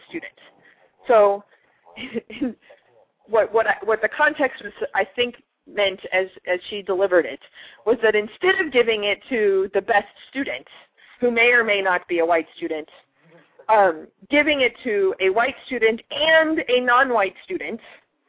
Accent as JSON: {"language": "English", "region": "Texas", "country": "United States", "also_born_or_lived": "Arkansas / South Carolina", "moved": "yes", "said": "I'm from Texas"}